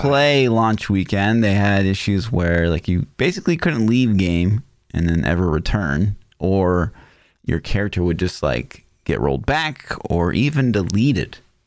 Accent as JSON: {"language": "English", "town": "Kansas City", "country": "United States", "said": "I'm actually from Kansas City"}